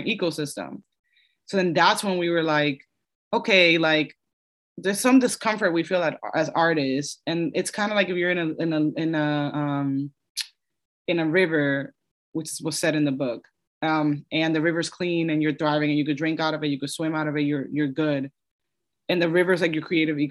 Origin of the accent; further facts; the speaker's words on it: New York, United States; also born or lived in Dominican Republic / Los Angeles; I'm from New York